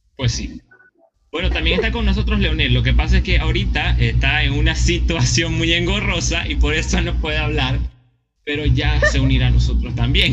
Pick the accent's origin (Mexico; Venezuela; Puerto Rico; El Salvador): Venezuela; aquí se nota que somos venezolanos